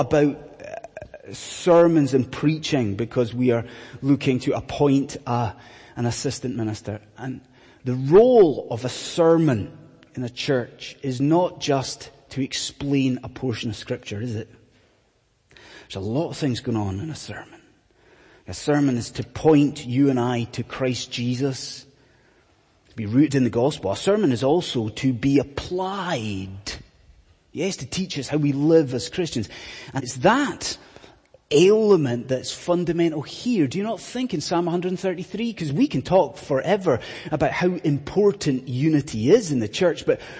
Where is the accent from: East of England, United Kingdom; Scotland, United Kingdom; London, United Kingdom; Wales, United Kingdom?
Scotland, United Kingdom; I'm from Scotland